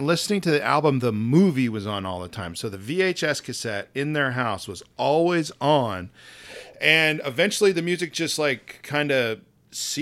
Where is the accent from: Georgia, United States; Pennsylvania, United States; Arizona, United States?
Arizona, United States; I'm from Arizona